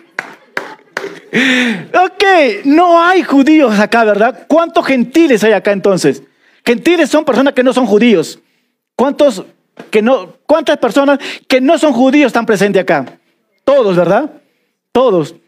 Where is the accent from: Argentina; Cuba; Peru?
Peru; Peruvian Amazon; accent: selva (jungle) accent; now in Cusco, Peru; Yo soy de la selva y se nota mi dejo